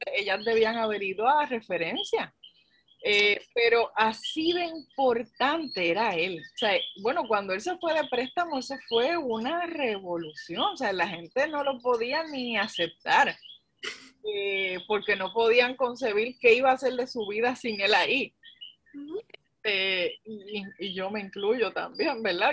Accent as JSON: {"language": "Spanish", "town": "Carolina", "country": "Puerto Rico", "said": "yo soy de Carolina"}